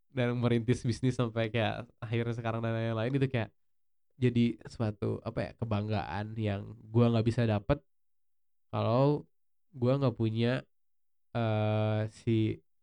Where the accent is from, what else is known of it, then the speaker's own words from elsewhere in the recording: Indonesia; kita sebagai Chinese Indonesian